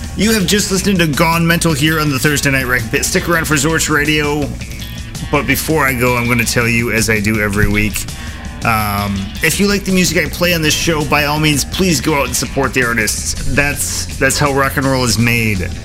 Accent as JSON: {"language": "English", "country": "United States", "said": "I'm an American"}